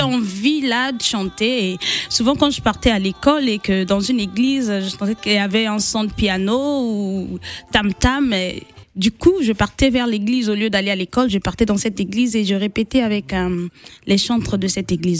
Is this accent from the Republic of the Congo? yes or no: yes; Republic of the Congo; née à Bunji